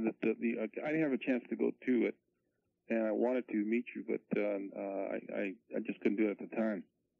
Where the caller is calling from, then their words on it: Riverside, California, United States; I'm calling from Riverside.